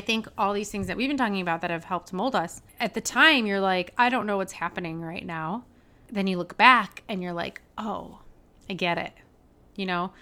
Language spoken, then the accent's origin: English; Detroit, Michigan, United States; moved away as an adult; also born or lived in Ohio; now in Milwaukee, United States; I'm from the Detroit area, but I'm actually moving to Milwaukee.